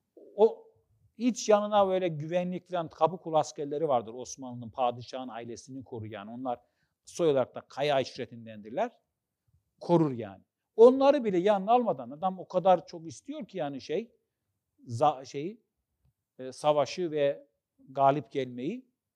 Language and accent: Turkish; Trabzon, Turkey; Ben Trabzonluyum.